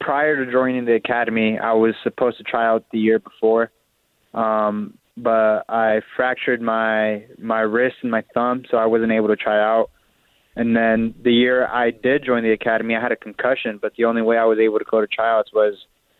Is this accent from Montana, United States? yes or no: no; Portland, Oregon, United States; moved away as an adult; now in Los Angeles, United States; I was born and raised over there in Portland